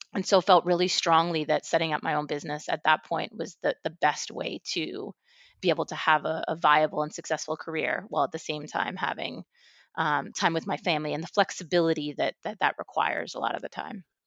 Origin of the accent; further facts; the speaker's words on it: Westchester, New York, United States; moved away as an adult; also born or lived in Mexico City, Mexico; I grew up in Westchester, um, right outside of New York City, um, after, after my family moved back from Mexico City